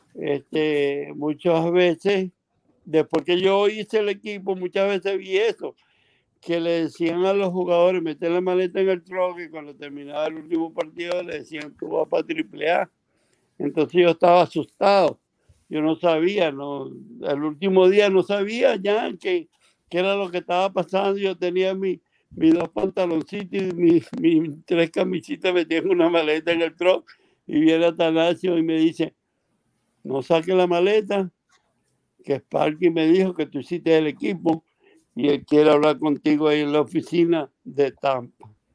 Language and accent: Spanish; Maracay, Aragua, Venezuela; also born or lived in Ocumare de la Costa, Venezuela; cuando salimos de mi pueblo, Cumano de la Costa, mi hermana andaba buscando estudiar bachillerato y, en el pueblo de Cumare no había secundaria, no había el bachillerato y nos mudamos a Maracay